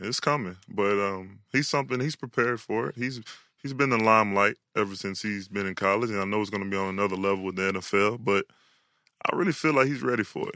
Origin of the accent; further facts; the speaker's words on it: Houston, Texas, United States; I was born in Houston